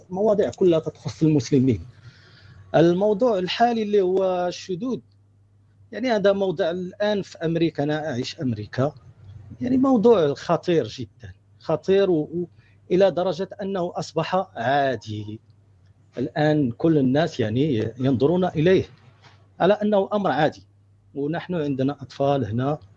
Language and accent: Arabic; Morocco; now in United States; أصلي من المغرب وأنا عايش في أمريكا الآن